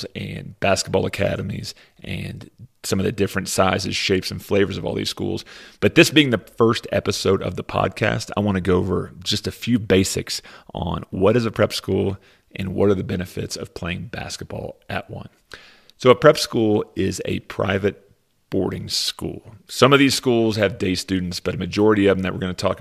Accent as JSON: {"language": "English", "town": "Lexington", "region": "Kentucky", "country": "United States", "tie": "born or raised there", "said": "I grew up in Lexington, Kentucky"}